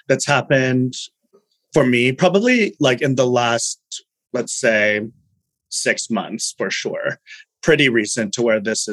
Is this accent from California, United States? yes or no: yes; Fresno, California, United States; I am from Fresno